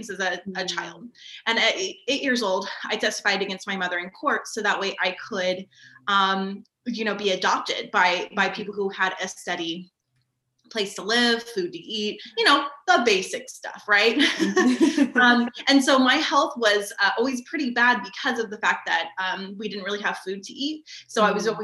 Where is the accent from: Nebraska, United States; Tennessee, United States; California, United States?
California, United States; Sacramento; I am from Sacramento, California